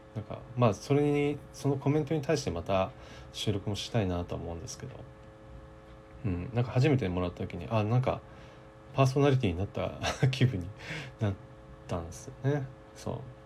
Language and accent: Japanese; Kyushu, Japan; 九州生まれなので